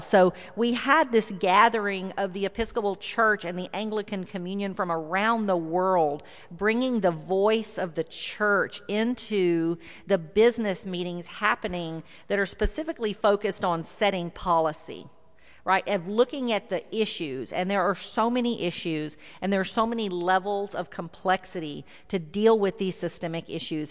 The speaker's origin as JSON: {"language": "English", "region": "South Texas", "country": "United States", "tie": "born or raised there", "lives_now": "Houston, United States", "said": "I grew up in South Texas, and I live in Houston, so you might hear a little bit of that y'all come out"}